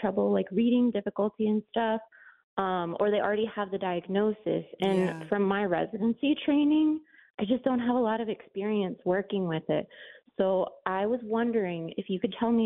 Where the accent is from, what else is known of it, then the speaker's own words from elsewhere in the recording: Miami, Florida, United States; So I'm from Miami. I'm a pediatrician out here.